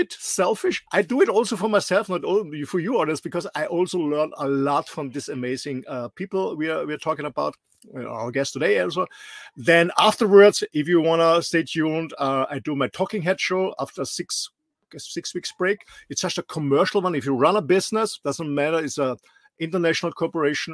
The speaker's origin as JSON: {"language": "English", "country": "Austria", "tie": "born or raised there", "second_language": "English", "moved": "yes", "said": "I'm not a Native American or British English speaker. I'm raised and born in a small country in the middle of Europe, in Austria"}